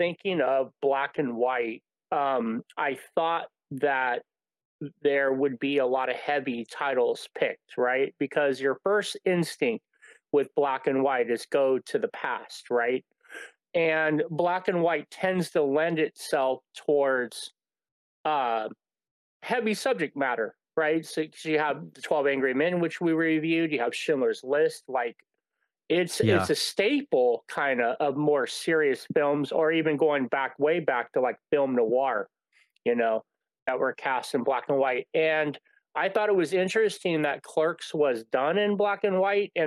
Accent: Vacaville, California, United States; I grew up in Vacaville, so there wasn't a movie theater that played independent movies.

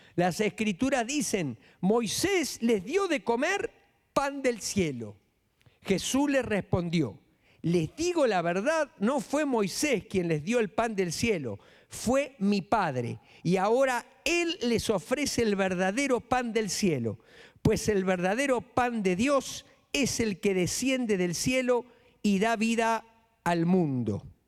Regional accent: Florencio Varela, Buenos Aires Province, Argentina; moved away as an adult; now in Mexico; Florencio Varela, donde yo nací

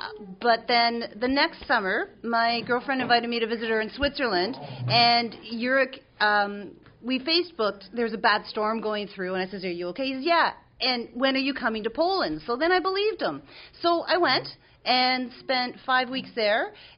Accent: Canada; as a Canadian, I'd never been to Europe before.

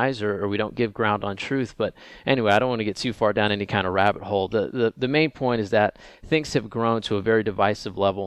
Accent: Oak Ridge, Tennessee, United States; I grew up just outside of Knoxville in a town called Oak Ridge, Tennessee

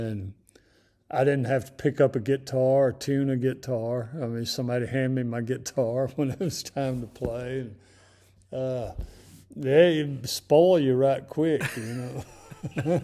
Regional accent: North Mississippi, United States; growing up in North Mississippi, uh, in the fifties and the sixties

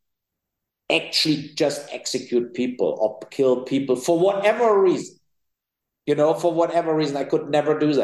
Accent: Cologne, North Rhine-Westphalia, Germany; I'm from the West, right? So from Cologne, it's the North Rhine-Westphalia is the most populated area in Germany

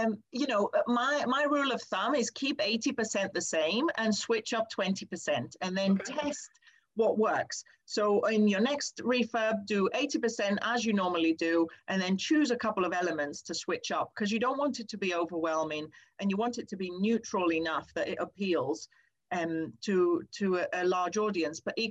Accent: Greece; now in United Kingdom; I grew up in Greece and I'm used to a lot more sunshine

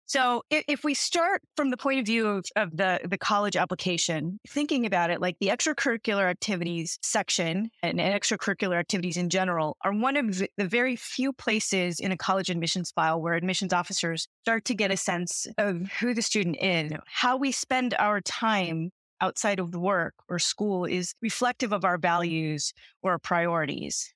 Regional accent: outside of Los Angeles, California, United States; also born or lived in Massachusetts; I'm a California native. I grew up outside of Los Angeles

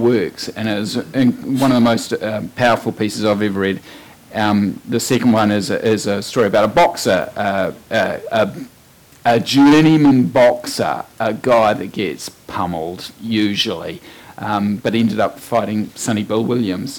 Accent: Marlborough, New Zealand; I come from Marlborough.

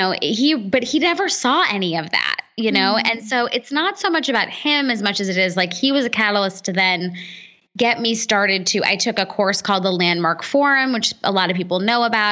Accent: United States; as an American kid, I was first generation American

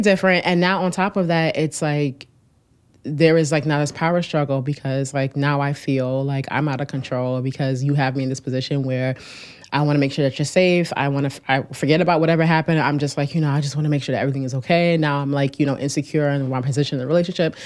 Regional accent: Newark, New Jersey, United States; I grew up in Newark

